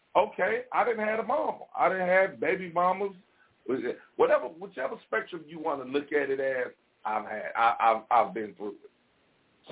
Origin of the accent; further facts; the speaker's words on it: Gary, Indiana, United States; I'm from Gary, Indiana